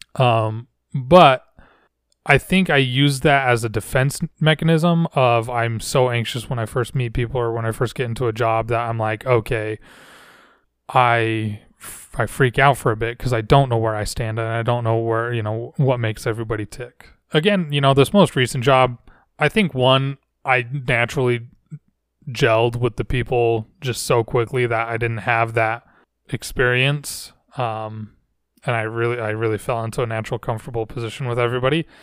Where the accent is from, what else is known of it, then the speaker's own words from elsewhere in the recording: Layton, Utah, United States; I grew up in a city called Layton